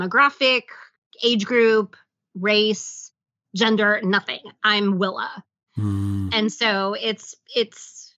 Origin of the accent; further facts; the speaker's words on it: the South, United States; growing up in the South, I do have family members who are biracial